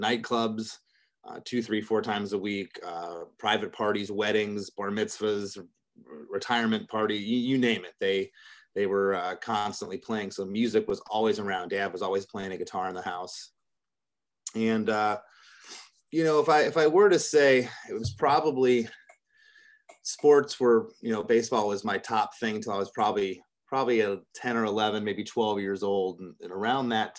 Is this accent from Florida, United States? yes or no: yes; Florida, United States; born or raised there; also born or lived in Michigan